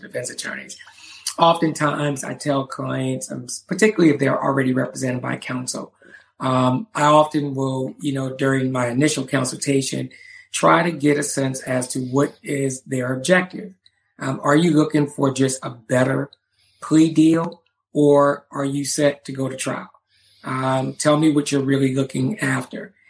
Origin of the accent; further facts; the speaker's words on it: Charleston, South Carolina, United States; when I was a kid growing up in Charleston, South Carolina